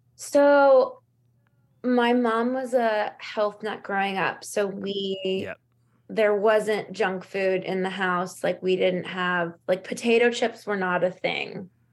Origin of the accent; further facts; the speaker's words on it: Los Angeles, California, United States; there was a lot available to us growing up in Los Angeles